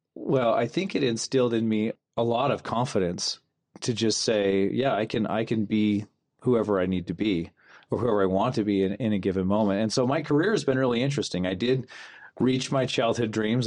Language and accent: English; Kanab, Utah, United States; also born or lived in Fillmore, Utah; we grew up in Kanab